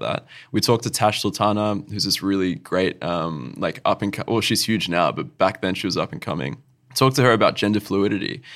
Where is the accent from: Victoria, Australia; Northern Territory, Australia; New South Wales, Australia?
Northern Territory, Australia; Alice Springs; moved away as an adult; now in Adelaide, Australia; my hometown where I grew up, where I call home, is Alice Springs